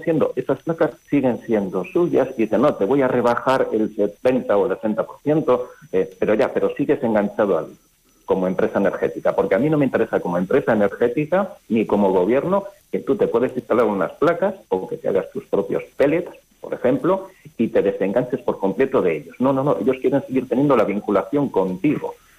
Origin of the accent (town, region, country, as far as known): Barruelo de Santullán, Castile and León, Spain